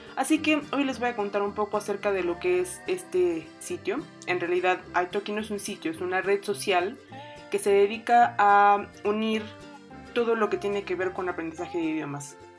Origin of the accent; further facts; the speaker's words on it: Mexico; yo soy mexicana con eh, madre uruguaya